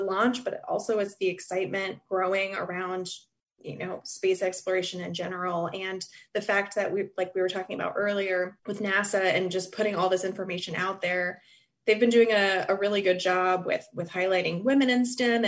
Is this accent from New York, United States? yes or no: no; Merritt Island, Florida, United States; moved away as an adult; also born or lived in Cape Canaveral; I was born in Cape Canaveral and I grew up in Merritt Island